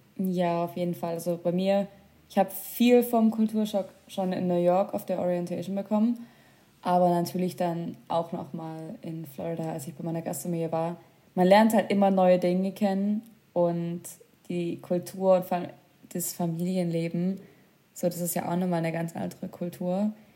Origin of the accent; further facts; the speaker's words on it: Germany; bei uns in Deutschland